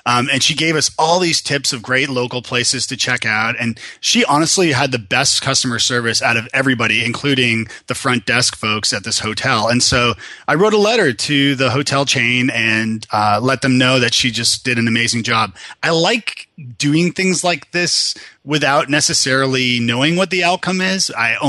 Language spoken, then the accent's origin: English; Toronto, Ontario, Canada; now in Nashville, United States; I am Canadian from Toronto, originally born and bred, and I had a little trip to Ireland where I met this wonderful woman from Tennessee, of all places, and years later ended up marrying her and living here in lovely Nashville, Tennessee.